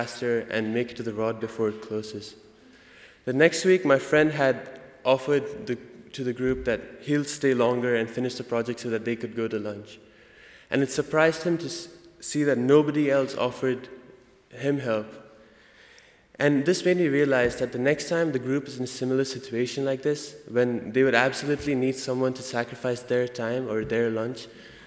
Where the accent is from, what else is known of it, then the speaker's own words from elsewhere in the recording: India; accent: Indian; now in United States; my Indian accent